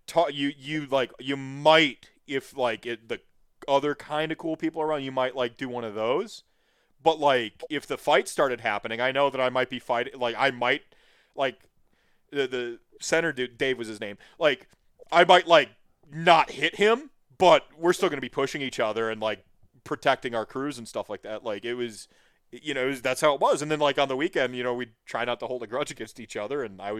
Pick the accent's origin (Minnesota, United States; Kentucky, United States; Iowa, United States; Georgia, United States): Minnesota, United States; Winona; I'm a cheesehead from Winona, Minnesota.